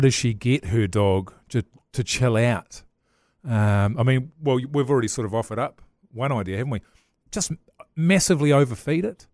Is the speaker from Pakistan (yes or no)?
no; Levin, Manawatū-Whanganui, New Zealand; when I was growing up in Levin